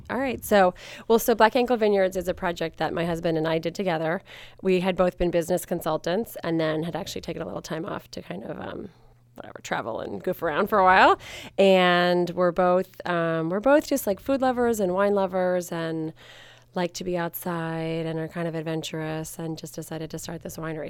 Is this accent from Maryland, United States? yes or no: yes; Maryland, United States; I grew up in Maryland